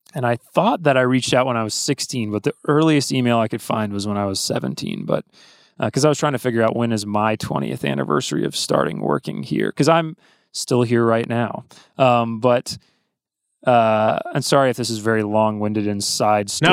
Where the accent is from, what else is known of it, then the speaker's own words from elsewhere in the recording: Athens, Georgia, United States; my dad's a university professor at University of Georgia, which is why I grew up in Athens